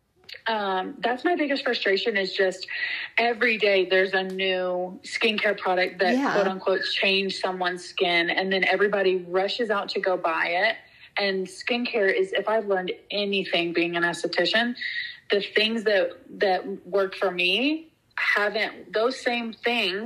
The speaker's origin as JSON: {"language": "English", "region": "Georgia", "country": "United States", "tie": "born or raised there", "said": "the people that I grew up with and know from growing up in Georgia"}